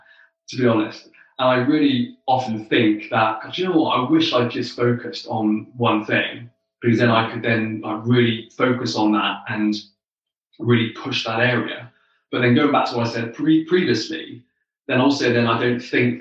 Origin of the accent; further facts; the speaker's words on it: the Southwest in the UK, South West England, United Kingdom; I grew up in the Southwest in the UK.